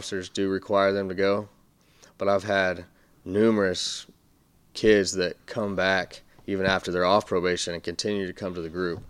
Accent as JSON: {"language": "English", "town": "Amarillo", "region": "Texas", "country": "United States", "tie": "born or raised there", "moved": "as an adult", "lives_now": "Deep East Texas, United States", "said": "I grew up in Amarillo, and I moved over here about a year and a half ago."}